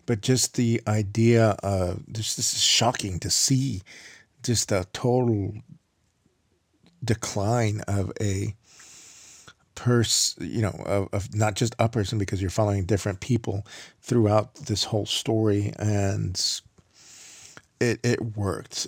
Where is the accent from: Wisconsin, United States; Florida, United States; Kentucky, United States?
Florida, United States; Miami; I grew up in Miami, biking all over Miami